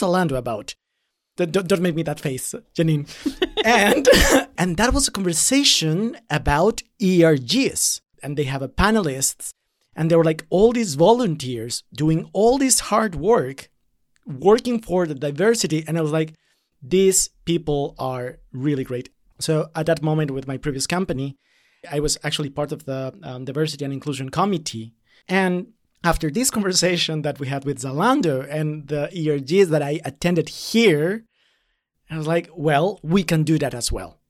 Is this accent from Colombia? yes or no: yes; Colombia; moved away as an adult; now in Berlin, Germany; as a person of color coming from Latin America, I'm coming from Colombia